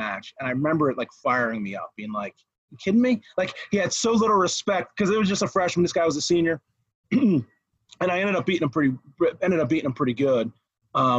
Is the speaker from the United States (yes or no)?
yes; New Jersey, United States; moved away; also born or lived in Clarion, Pennsylvania; So where I grew up in Jersey was actually in, I grew up on the coast.